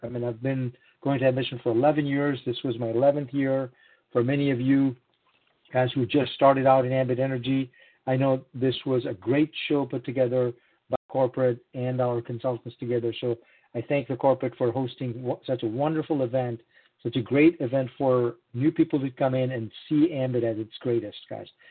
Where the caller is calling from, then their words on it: Missouri, United States; I'm calling in from Missouri